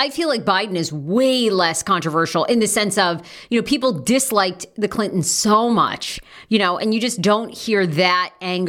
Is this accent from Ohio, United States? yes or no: no; Maine, United States; moved away; I'm originally from Maine.